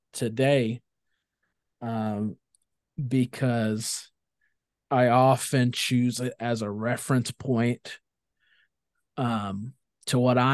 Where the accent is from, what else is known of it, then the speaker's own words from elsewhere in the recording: India; Growing up in India is definitely what I reflect my worldview on.